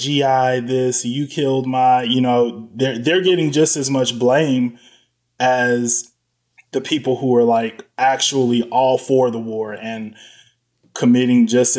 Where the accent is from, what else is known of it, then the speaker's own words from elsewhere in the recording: United States; like I am an American, but I don't think of myself as that first.